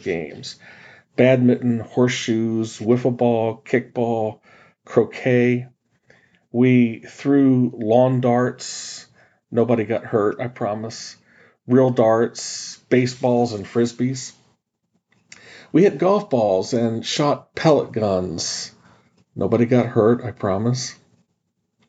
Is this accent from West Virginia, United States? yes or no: yes; West Virginia, United States; When I was a kid growing up in West Virginia